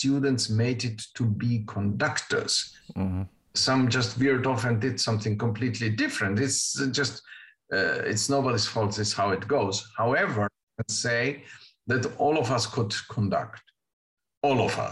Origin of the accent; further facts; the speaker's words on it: Uruguay; English is a second language; moved away; I grew up with two languages from the get-go. The interesting thing about the language is that, of course, I was born in Uruguay